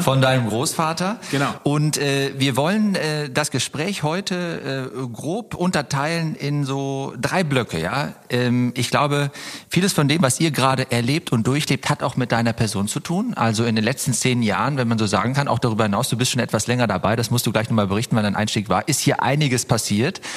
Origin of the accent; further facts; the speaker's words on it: Oberbergisches Land, North Rhine-Westphalia, Germany; moved away; also born or lived in Cologne; wir kommen ja ursprünglich aus dem Oberbergischen. Das ist gar nicht so weit weg von hier. Ich bin an meiner alten Heimat vorbeigefahren